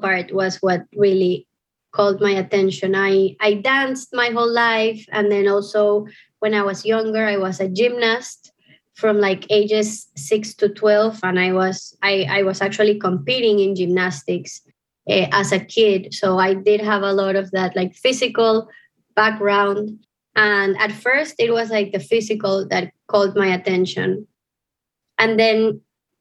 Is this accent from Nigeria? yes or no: no; Panama City, Panama; also born or lived in New Orleans, United States; I was born in Panama City and grew up there.